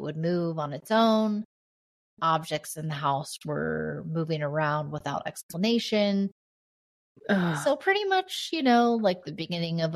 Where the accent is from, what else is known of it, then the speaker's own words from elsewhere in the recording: Indiana, United States; also born or lived in Oregon; the house that I grew up in here in Indiana